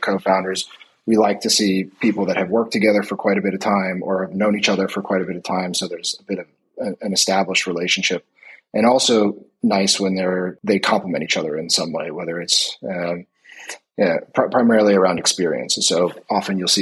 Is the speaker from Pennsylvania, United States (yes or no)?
yes; Philadelphia, Pennsylvania, United States; moved away as an adult; also born or lived in New York / Palo Alto; now in Norway; So I am originally from the U.S., originally from Philadelphia, live now in Norway